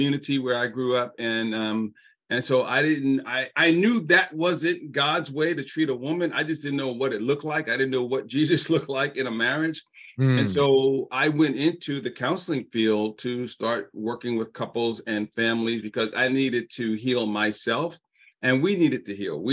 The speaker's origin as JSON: {"language": "English", "town": "New York City", "region": "New York", "country": "United States", "said": "I'm a Jamaica, proud Jamaica, New Yorker"}